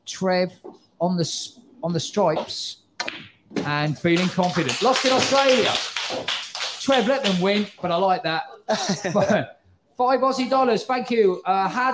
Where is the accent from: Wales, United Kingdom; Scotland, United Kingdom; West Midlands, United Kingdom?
West Midlands, United Kingdom; Birmingham; now in Pattaya, Thailand; I'm from Birmingham